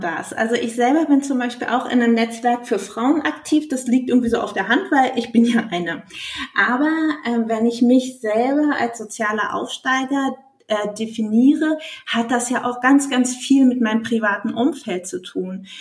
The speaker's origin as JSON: {"language": "German", "country": "Germany", "said": "bei uns in Deutschland"}